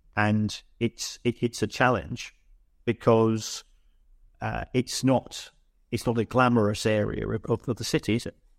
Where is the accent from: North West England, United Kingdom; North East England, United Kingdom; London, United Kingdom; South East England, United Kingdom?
London, United Kingdom; I'm from the Elephant and Castle orig, originally